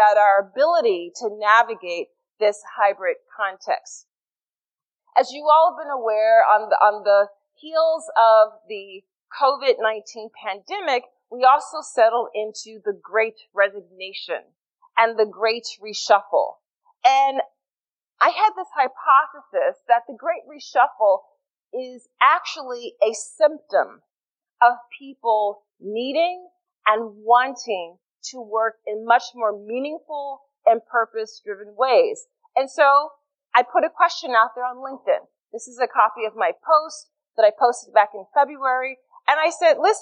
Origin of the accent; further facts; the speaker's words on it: Philadelphia, Pennsylvania, United States; I'm from Philly